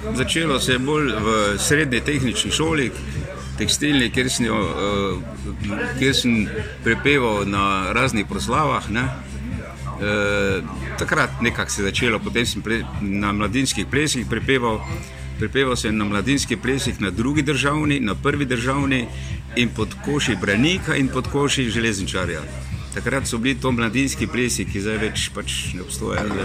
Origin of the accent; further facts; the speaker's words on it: Maribor, Drava, Slovenia; now in Jarenina, Slovenia; sem mestno dete, Maribora rojen v Linhartovi ulici in potem dolgo živel na Poljanah in pa na taboru